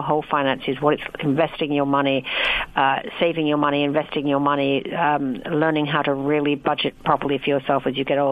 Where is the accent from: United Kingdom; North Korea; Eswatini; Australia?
United Kingdom; England; I'm British